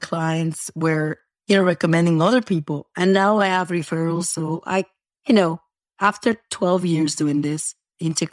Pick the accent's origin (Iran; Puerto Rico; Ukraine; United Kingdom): Puerto Rico; also born or lived in New York; now in Florida, United States; I was born in New York and then I'm raised in Puerto Rico